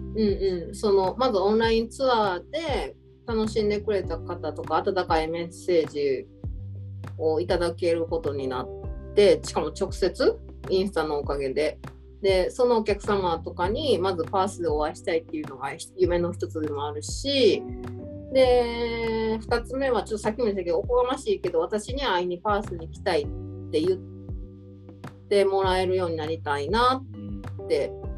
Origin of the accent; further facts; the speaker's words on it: Osaka, Japan; moved away as an adult; now in Perth, Australia; 私ら大阪出身で